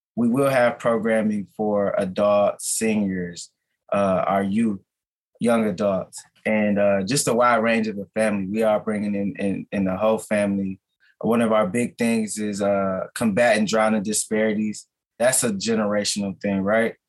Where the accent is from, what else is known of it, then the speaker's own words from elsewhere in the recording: Minneapolis, Minnesota, United States; I was born and raised in North Minneapolis. So I'm a lifelong North Sider.